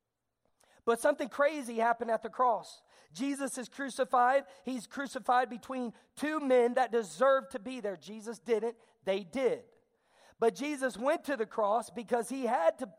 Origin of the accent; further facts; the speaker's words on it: the South, United States; I'm a Southerner, but I'm going to talk fast like a Yankee